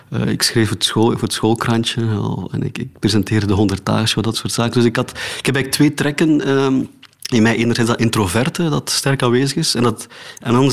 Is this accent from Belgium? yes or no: yes; Oudenaarde, Flanders, Belgium; accent: Oudenaards; moved away; also born or lived in Antwerp; toen ik in Oudenaarde woonde.